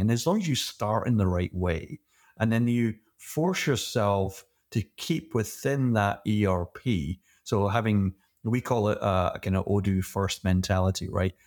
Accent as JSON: {"language": "English", "region": "Scotland", "country": "United Kingdom", "tie": "born or raised there", "moved": "yes", "said": "originally I'm from Scotland, and like every good Scottish kid, my first job was, uh, working in a whiskey distillery"}